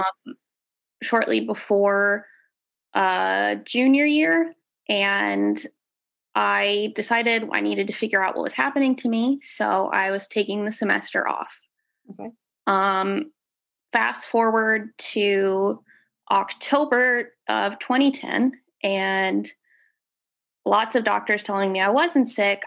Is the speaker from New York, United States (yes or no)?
no; Dallas, Texas, United States; I am from Dallas, Texas.